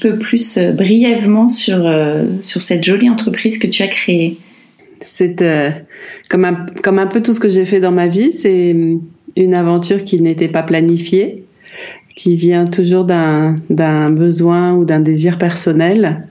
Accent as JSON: {"language": "French", "town": "Paris", "region": "Île-de-France", "country": "France", "tie": "born or raised there", "also_born_or_lived": "Chiang Mai, Thailand / Ibiza, Spain", "moved": "as an adult", "said": "j'ai vécu 10 ans dans le 15e arrondissement, là où j'ai grandi. Après, on a changé de maison, toujours dans Paris."}